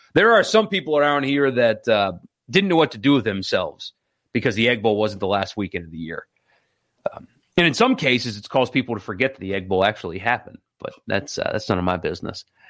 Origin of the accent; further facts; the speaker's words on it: South Carolina, United States; I grew up in South Carolina